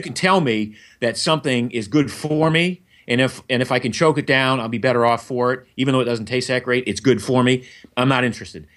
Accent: Maine, United States; I grew up in Maine

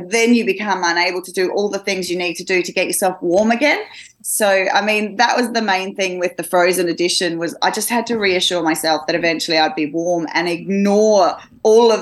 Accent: Australia; I'm Australian. I come from Australia

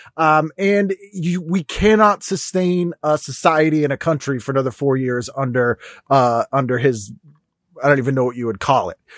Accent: Boston, Massachusetts, United States; I'm from Boston

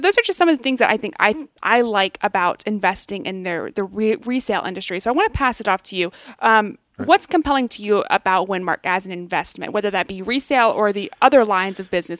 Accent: McKinney, Texas, United States; I grew up in McKinney, Texas

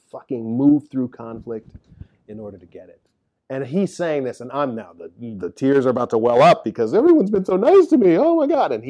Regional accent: Midwest, United States; but as a Midwesterner, as I used to say

